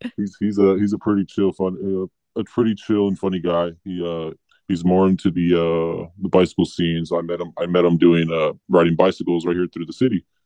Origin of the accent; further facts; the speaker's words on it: Los Angeles, California, United States; We all kind of grew up around LA County